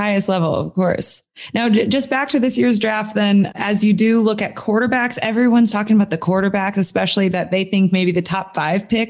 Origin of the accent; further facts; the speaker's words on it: Kansas City, Missouri, United States; in my hometown, Kansas City